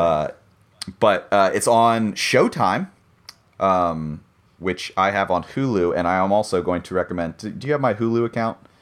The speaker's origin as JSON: {"language": "English", "country": "United States", "said": "I'm an American and I grew up with the American version"}